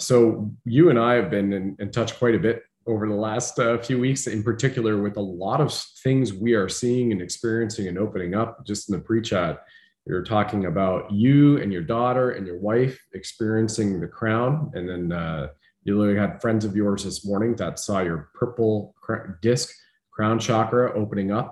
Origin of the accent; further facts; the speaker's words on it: Canada; being a Canadian